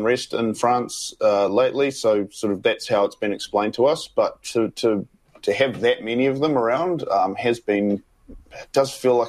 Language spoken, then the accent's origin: English; New Zealand; It's been quite quite jarring, really, as a New Zealander.